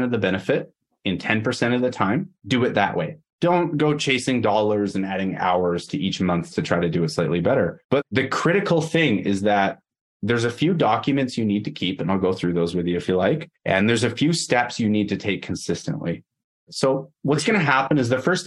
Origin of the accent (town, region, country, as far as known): Canada; also born or lived in Edmonton, Alberta